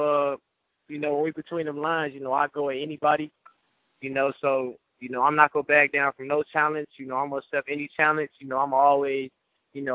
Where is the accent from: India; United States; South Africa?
United States; Gary, Indiana; growing up in Gary